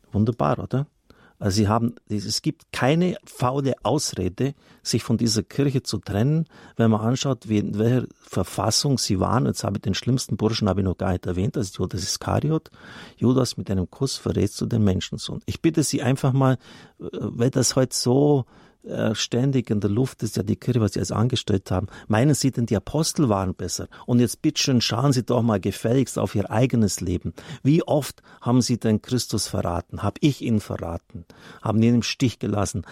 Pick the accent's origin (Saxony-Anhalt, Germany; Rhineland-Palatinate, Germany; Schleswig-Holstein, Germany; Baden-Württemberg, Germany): Baden-Württemberg, Germany; Swabia; ich komme aus Schwaben